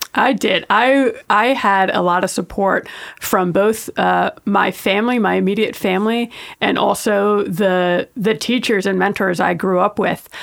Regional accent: New York, United States; I grew up in New York

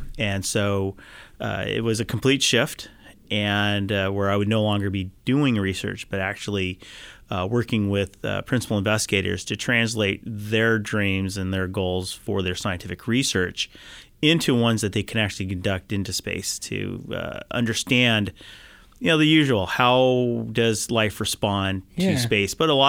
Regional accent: Mountain View, California, United States; Yep, I back grew up in Mountain View.

